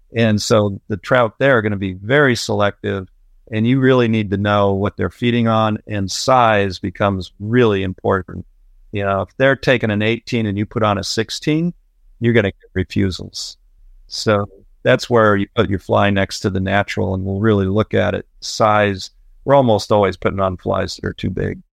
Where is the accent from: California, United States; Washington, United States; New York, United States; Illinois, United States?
Illinois, United States; moved away as an adult; I grew up in a little farm town in Illinois